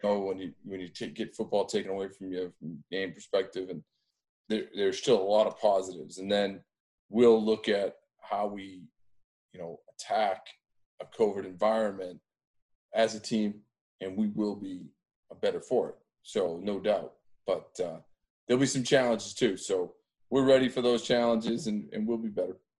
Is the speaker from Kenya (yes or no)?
no; Andover, Massachusetts, United States; I grew up in Andover, Mass